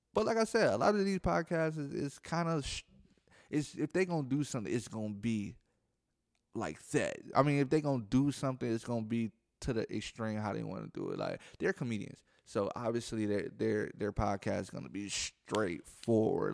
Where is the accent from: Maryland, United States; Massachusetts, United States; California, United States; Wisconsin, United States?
Wisconsin, United States; Milwaukee; I'm from Milwaukee, Wisconsin, so if I say jack, that mean I'm ly-, I'm, I'm saying people lying.